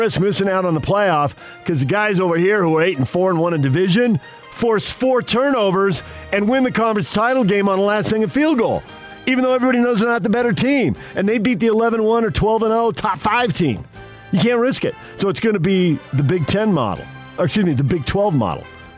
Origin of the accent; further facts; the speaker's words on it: San Diego, California, United States; I'm a kid growing up in San Diego